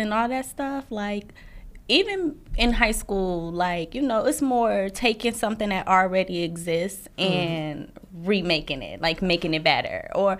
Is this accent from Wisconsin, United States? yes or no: yes; Milwaukee, Wisconsin, United States; also born or lived in Chicago; Okay. Well, like you said, I'm from Milwaukee, Wisconsin. Went to college in Chicago.